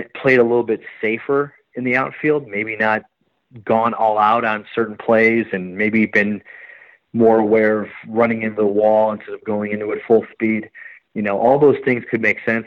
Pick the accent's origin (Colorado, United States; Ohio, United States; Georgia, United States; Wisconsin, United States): Wisconsin, United States; Milwaukee; I grew up in Milwaukee uh, Wisconsin